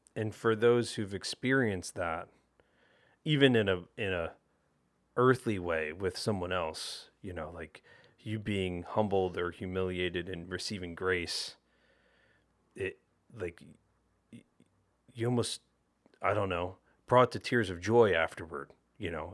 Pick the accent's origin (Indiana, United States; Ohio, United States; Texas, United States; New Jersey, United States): New Jersey, United States; growing up in South Jersey